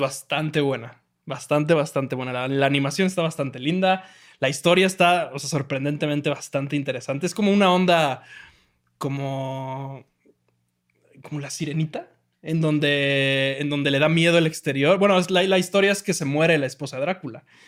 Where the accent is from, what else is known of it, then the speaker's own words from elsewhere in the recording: Mexico; como mexicano